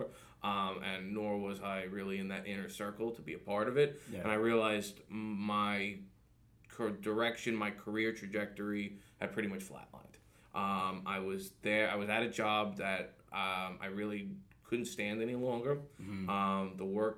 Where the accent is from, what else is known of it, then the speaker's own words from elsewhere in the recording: New York City, New York, United States; now in Long Island, United States; I grew up in Staten Island and didn't want to live there either